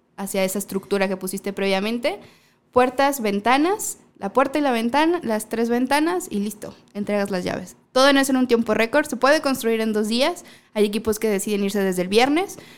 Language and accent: Spanish; Baja California Sur, Mexico; moved away; yo soy de la Baja